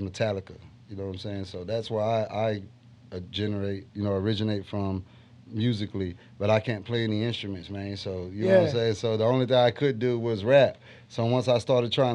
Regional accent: Rosenberg, Texas, United States; also born or lived in Galveston / Houston; I'm from Rosenberg, yeah. I was born in Galveston, actually. And I moved to Rosenberg pretty much when I was young. And I've been there pretty much my whole life

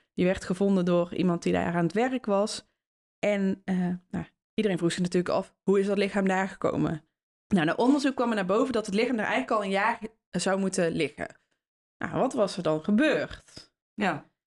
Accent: Netherlands; waren wij als Nederlanders overheerst door de Spanjaarden

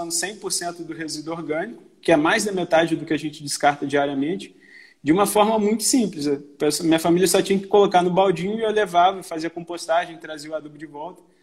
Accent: Belo Horizonte, Minas Gerais, Brazil; accent: mixed mineiro/carioca; now in Rio de Janeiro, Brazil; eu sou mineiro, sou de, de, de BH, mas moro no Rio já vai fazer

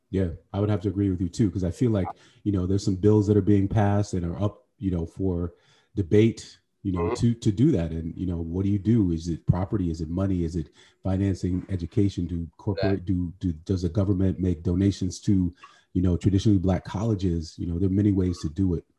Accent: Chicago, Illinois, United States; now in New York, United States; I'm, I'm from Chicago too.

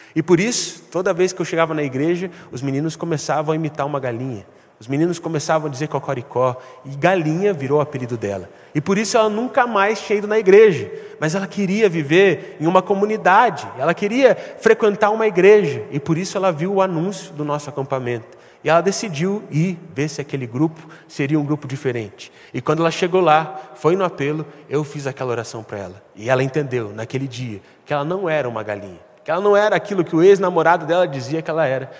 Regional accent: Brazil; Nós somos brasileiros

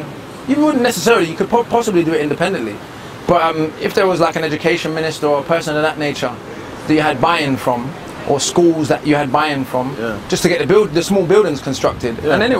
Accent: Jamaica; I saw it as part of the cultures of the black diaspora. Because every Jamaican's got cousins in New York.

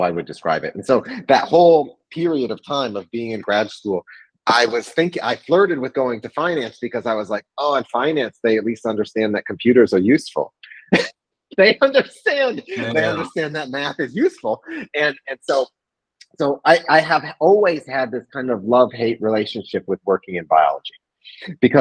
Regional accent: East Lansing, Michigan, United States; moved away; I'm from East Lansing originally.

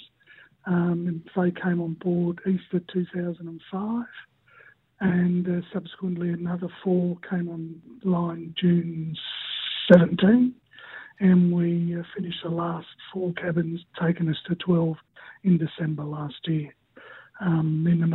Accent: Montrose, Victoria, Australia; moved away as an adult; now in Stanthorpe, Australia; I grew up in Victoria, actually, the gateway to the Yarra Valley at Wandon North and Montrose.

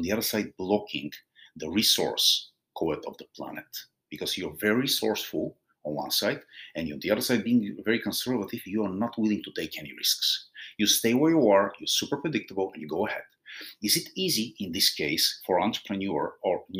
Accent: Bulgaria; moved away; I'm originally from Bulgaria

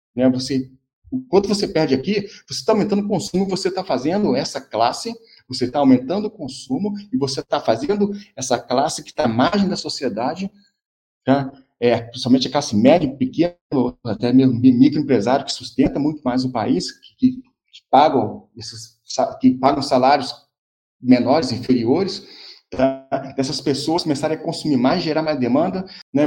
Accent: Brazil; somos nós, brasileiros

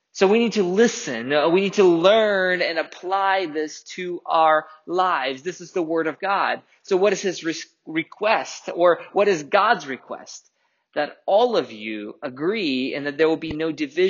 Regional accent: Russia; moved away; I grew up in Russia.

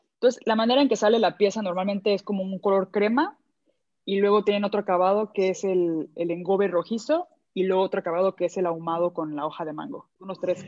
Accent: Mexico; yo soy de México

